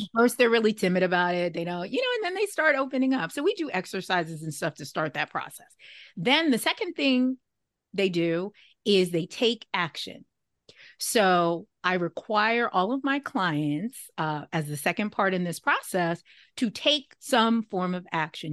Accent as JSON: {"language": "English", "region": "New York", "country": "United States", "also_born_or_lived": "Syracuse, New York", "said": "I'm from New York, but that was in upstate New York"}